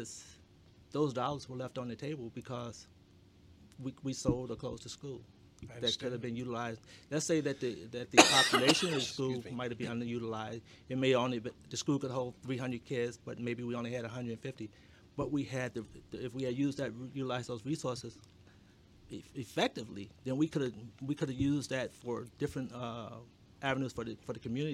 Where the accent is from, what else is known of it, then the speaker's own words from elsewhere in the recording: Arkansas, United States; moved away; we're from Arkansas, very poor when we came here